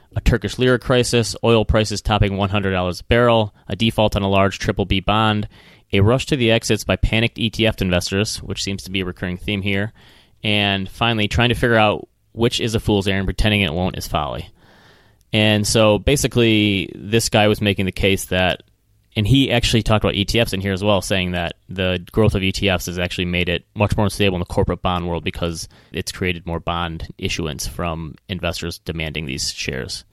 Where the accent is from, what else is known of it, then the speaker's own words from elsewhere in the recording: Midwest, United States; accent: Midwestern; my Midwestern accent